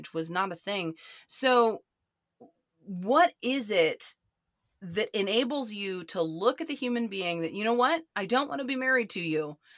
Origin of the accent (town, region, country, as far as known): Oklahoma, United States